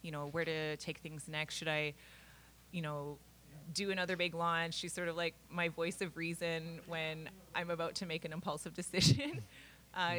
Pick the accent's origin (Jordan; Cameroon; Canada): Canada; Kenora, Ontario; Kenora, which is the area that I grew up